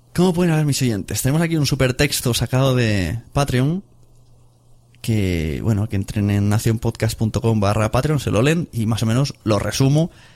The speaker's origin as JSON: {"language": "Spanish", "region": "Catalonia", "country": "Spain", "said": "soy catalán"}